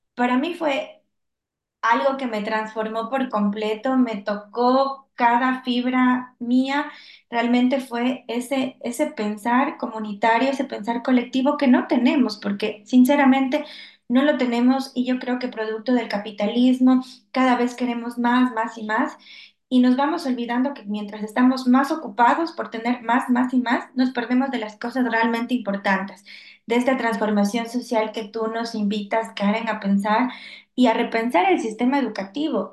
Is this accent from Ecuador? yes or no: yes; Ecuador; yo lo siento mucho en mi país y sobre todo en mi ciudad